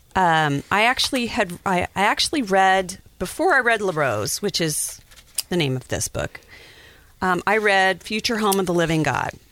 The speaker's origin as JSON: {"language": "English", "region": "Wyoming", "country": "United States", "said": "I'm from Wyoming, so I had been around Native Americans for a long time"}